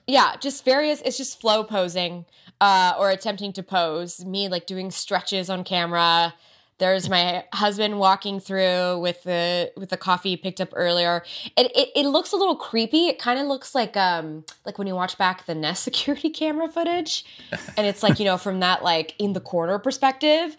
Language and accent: English; United States; I'm American born